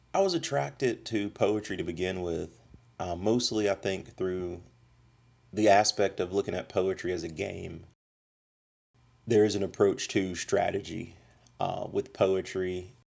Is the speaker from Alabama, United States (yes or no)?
yes; Montgomery, Alabama, United States; my personal history of growing up in Montgomery, Alabama